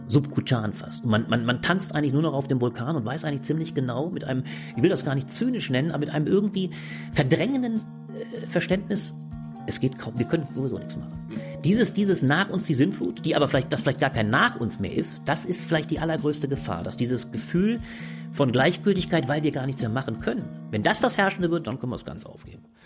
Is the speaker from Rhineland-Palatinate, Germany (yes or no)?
yes; Ingelheim am Rhein, Rhineland-Palatinate, Germany; moved away as an adult; now in Berlin, Germany; Ich Komme ursprünglich aus Ingelheim am Rhein. Das ist eine kleine Stadt äh, bei Mainz.